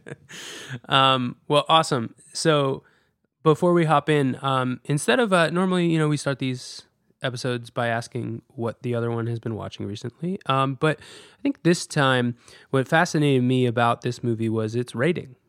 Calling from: New York City, New York, United States; I'm calling in from New York City.

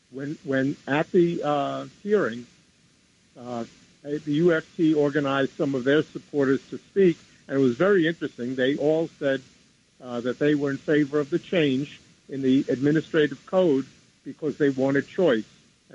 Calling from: New York, United States; I'm calling from New York.

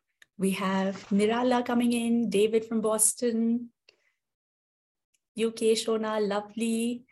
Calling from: India; So I'm joining in from India, and as you all are joining in, it'll be lovely to know where you're coming in from.

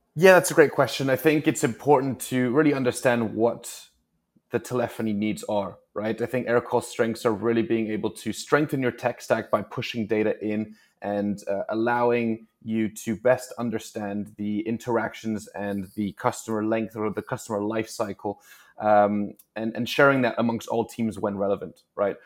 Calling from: New York City, New York, United States; I'm calling in from, actually, cloudy New York City, New York today.

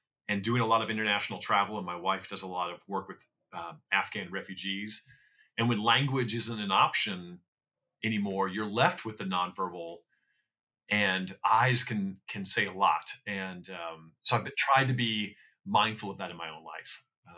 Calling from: Los Angeles, California, United States; I am in Los Angeles, here at the end of this rainy, wet, cold period of time.

